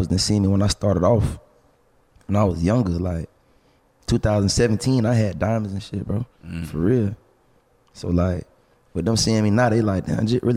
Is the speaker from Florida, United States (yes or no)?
yes; Central Florida, United States; I'm from Central Florida